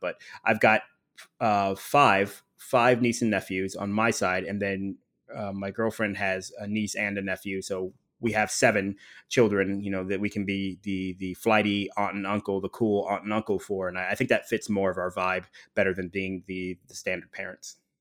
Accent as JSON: {"language": "English", "town": "Dayton", "region": "Ohio", "country": "United States", "tie": "born or raised there", "also_born_or_lived": "Illinois", "moved": "as an adult", "lives_now": "Miami, United States", "said": "I grew up primarily in Dayton, Ohio"}